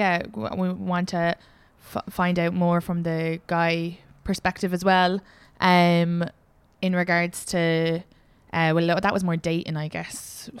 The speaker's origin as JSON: {"language": "English", "region": "County Kildare", "country": "Ireland", "said": "I'm from Kildare."}